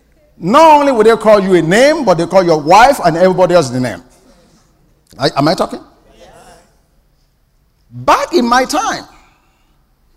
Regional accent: Nigeria; moved away; I grew up in Nigeria

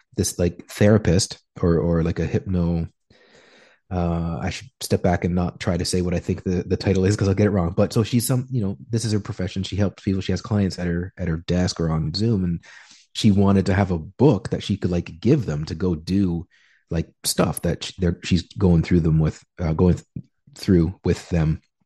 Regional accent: Canada; moved away as an adult; now in Peru; just Canadian

